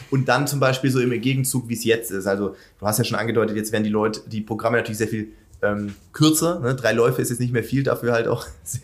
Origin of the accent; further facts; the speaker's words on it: Baden-Württemberg, Germany; gibt es ein, ein, kleines, ganz kleines Stadion in Dagersheim, das ist zwischen Sinnefing und da, wo ich aufgewachsen bin.